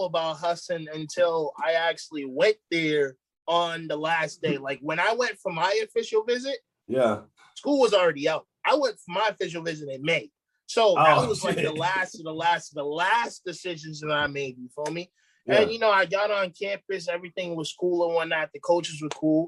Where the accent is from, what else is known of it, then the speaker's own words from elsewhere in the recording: Boston, Massachusetts, United States; moved away as an adult; now in Atlanta, United States; I'm from Boston, Massachusetts. I just moved out to Atlanta in October.